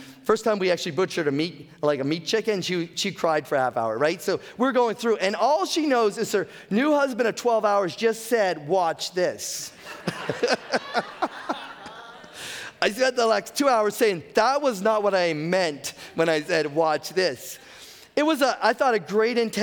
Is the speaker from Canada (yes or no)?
yes; the Maritimes, Canada; I'm a Maritimer. I've been born and raised in the Maritimes.